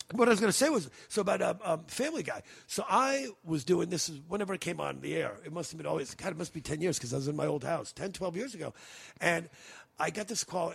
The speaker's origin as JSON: {"language": "English", "region": "New York", "country": "United States", "tie": "born or raised there", "also_born_or_lived": "California", "moved": "yes", "said": "growing up in New York"}